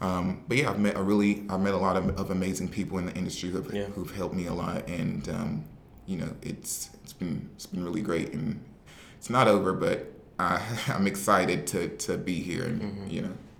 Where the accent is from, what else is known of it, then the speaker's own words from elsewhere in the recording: the South, United States; I'm from the South.